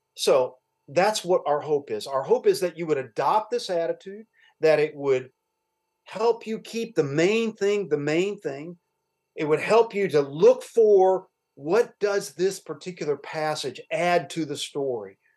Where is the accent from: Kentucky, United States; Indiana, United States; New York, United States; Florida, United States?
Kentucky, United States; Louisville; also born or lived in Cincinnati, Ohio; we moved to Louisville when I was a young a very young boy